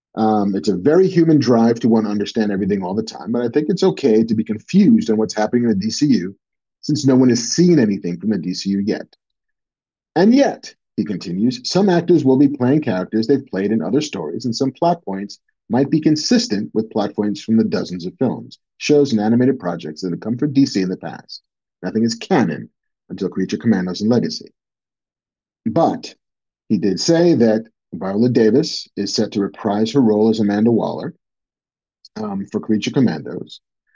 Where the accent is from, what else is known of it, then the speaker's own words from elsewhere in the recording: United Kingdom; As a Brit, James Bond is a bit of a sort of national treasure that Brits get to handle every now and again.